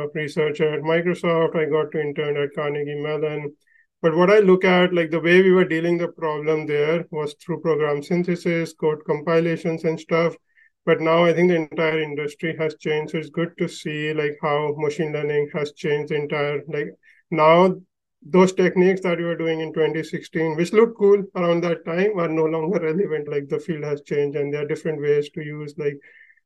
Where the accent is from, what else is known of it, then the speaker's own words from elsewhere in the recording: India; moved away as an adult; also born or lived in New York; I grew up in India